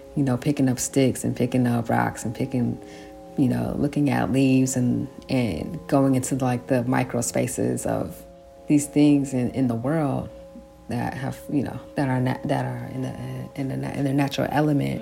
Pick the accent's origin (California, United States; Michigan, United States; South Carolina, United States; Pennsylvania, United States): California, United States; San Francisco; i grew up in san francisco